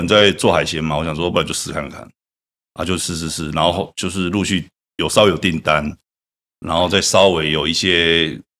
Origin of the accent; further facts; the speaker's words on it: Changhua County, Taiwan; 因为我彰化人，